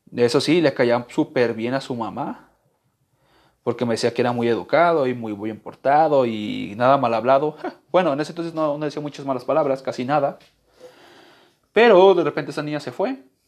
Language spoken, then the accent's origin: Spanish; Guadalajara, Jalisco, Mexico; yo soy de Guadalajara